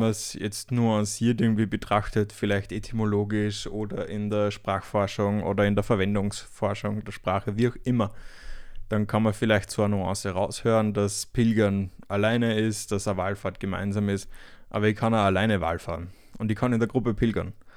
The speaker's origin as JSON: {"language": "German", "country": "Austria", "tie": "born or raised there", "moved": "yes", "said": "nach Österreich, nochmal in die Heimat"}